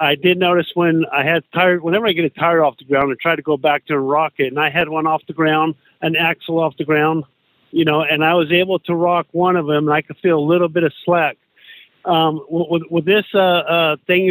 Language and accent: English; Bakersfield, California, United States; now in North Carolina, United States; I'm actually from Bakersfield, California, but we're over here in North Carolina now.